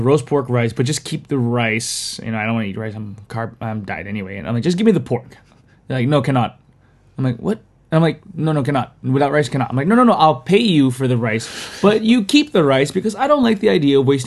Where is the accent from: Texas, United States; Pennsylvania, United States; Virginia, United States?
Virginia, United States; moved away; I kind of grew up in Virginia, which is kind of the South